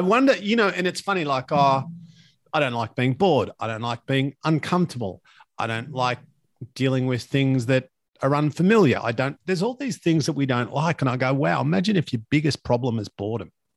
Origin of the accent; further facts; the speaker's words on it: Latrobe Valley, Victoria, Australia; when I grew up in Latrobe Valley